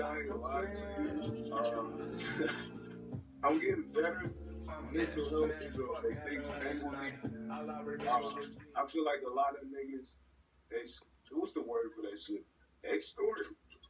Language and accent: English; New Orleans, Louisiana, United States; But I'm not about to say, yeah, I'm more say I'm from New Orleans. I never, but It's a little bit of both, but it's mostly from, like, niggas know I'm from New Orleans and I'm gonna represent New Orleans. But I respect Texas.